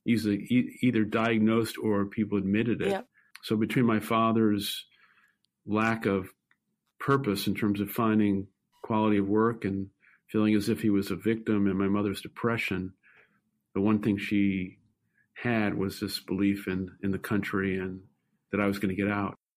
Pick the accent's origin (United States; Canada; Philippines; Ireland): United States; New York City, New York; I grew up in Brooklyn, New York, and uh, lived uh, most of my young adolescent and teenage life in public housing